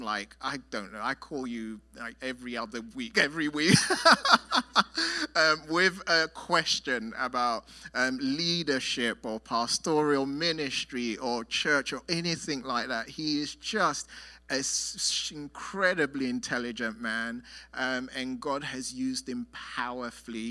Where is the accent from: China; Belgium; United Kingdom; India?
United Kingdom; London; I'm from London